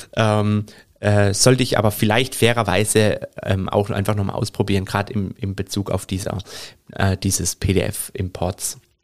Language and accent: German; Germany; Bei uns in Deutschland